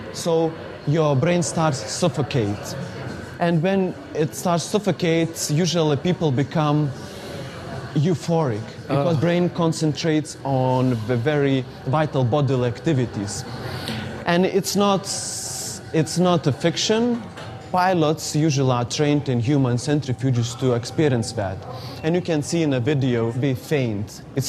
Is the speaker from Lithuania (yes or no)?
yes; Lithuania; from Lithuania.